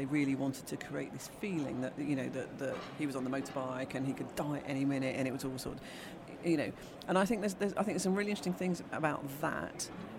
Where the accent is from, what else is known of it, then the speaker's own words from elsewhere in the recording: United Kingdom; we're British.